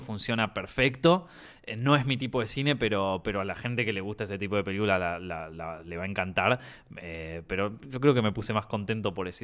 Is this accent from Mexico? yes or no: no; Argentina; accent: Argentine